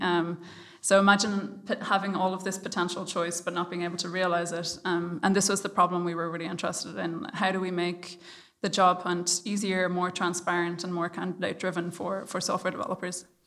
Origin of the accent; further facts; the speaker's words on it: Ireland; I'm Irish